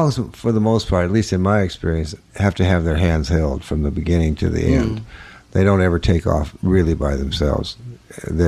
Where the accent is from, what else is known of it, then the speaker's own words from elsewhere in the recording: New Orleans, Louisiana, United States; moved away; New Orleans